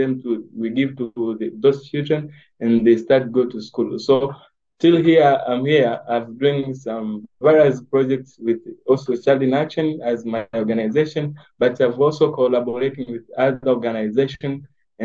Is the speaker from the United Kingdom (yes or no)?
no; Mwanza, Tanzania; I was born in Mwanza, Tanzania, in 1999. And I got started there at Mwanza from my primary school, secondary school, and to the advanced level